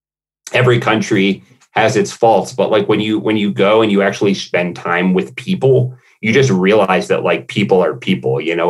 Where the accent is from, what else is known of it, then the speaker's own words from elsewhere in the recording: United States; I'm American